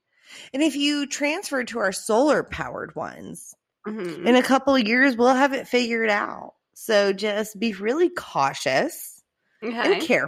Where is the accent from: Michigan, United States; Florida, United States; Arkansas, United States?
Florida, United States; Orange Park; Ma'am, I'm from Orange Park.